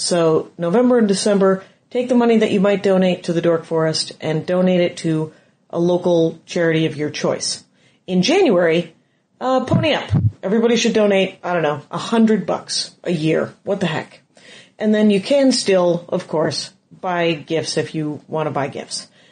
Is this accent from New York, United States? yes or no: no; Wisconsin, United States; moved away; I'm from Wisconsin originally